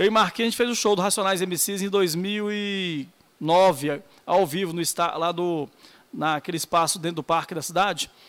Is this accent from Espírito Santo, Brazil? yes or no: no; Brasília, Federal District, Brazil; born there; Rapaz, eu sou nascido em Brasília, pai nordestino, minha mãe do Piauí, meu pai do Rio Grande do Norte.